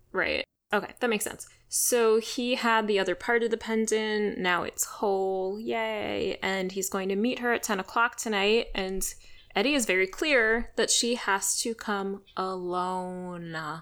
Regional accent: Washington, District of Columbia, United States; I grew up in the Washington, D C area

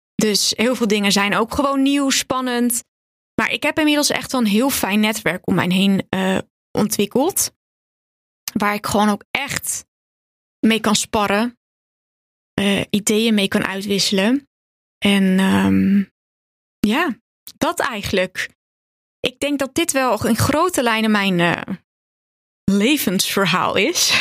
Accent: Purmerend, North Holland, Netherlands; also born or lived in Zaanstad; ik ben geboren in de jaren 90 in Zaanstad. Ik ben daar opgegroeid tot mijn achtste. Toen gingen mijn ouders scheiden en toen gingen ze eigenlijk beide naar Purmerend verhuizen. Toen ehm, ben ik daar ook naar school gegaan en ben ik eigenlijk volledig opgegroeid in Purmerend

